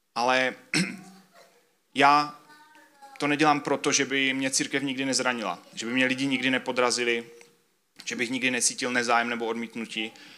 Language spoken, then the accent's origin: Czech; Czechia; všichni, kdo jsme z Česka